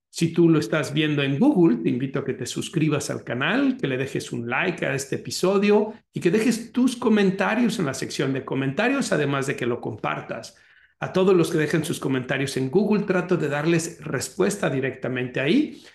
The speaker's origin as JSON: {"language": "Spanish", "country": "Mexico", "moved": "yes", "lives_now": "United States", "said": "México es el país de donde yo soy originario y Estados Unidos, que es el país que me está en este momento, digamos, recibiendo, en donde yo estoy viviendo"}